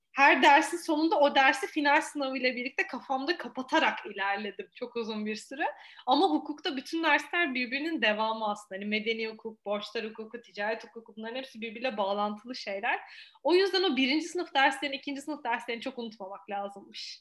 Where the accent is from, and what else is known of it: Eskişehir, Turkey